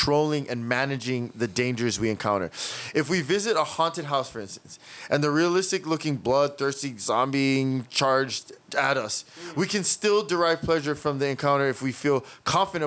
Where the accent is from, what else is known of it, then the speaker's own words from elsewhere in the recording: Hawaii, United States; me being a native Hawaiian and growing up in Hawaii